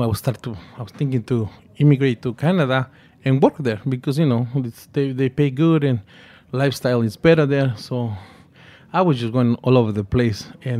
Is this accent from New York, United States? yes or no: yes; New York, United States; as growing up in New York, we always miss the part of our culture, the food, which is a very important part of Mexican culture.